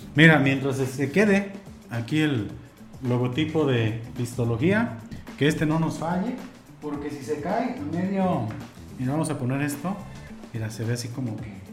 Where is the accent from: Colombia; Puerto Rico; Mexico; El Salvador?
Mexico; como buen mexicano